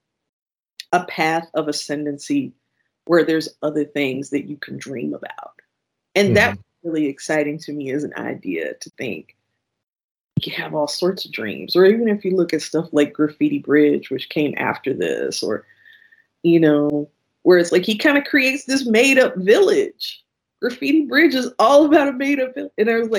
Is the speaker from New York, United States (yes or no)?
no; Kankakee, Illinois, United States; I grew up in Kankakee, Illinois, and I grew up above my grandparents' tavern